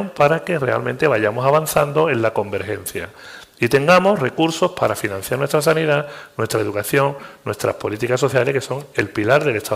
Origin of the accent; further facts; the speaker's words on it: Andalusia, Spain; Y yo ya te hablo como andaluz.